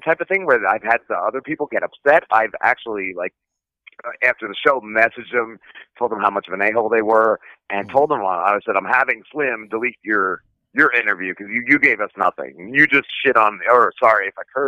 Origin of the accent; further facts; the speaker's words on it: New Jersey, United States; now in South Jersey, United States; I'm in South Jersey now. I grew up in North Jersey, though